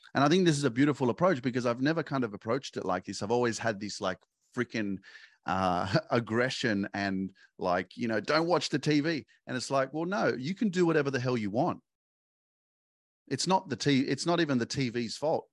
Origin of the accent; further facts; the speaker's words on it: Sydney, New South Wales, Australia; I grew up in Sydney and all my friends were here and this was my hood